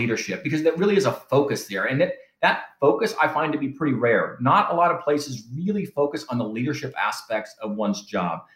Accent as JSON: {"language": "English", "region": "Southern California", "country": "United States", "moved": "as an adult", "said": "I was from Southern California, where I was from"}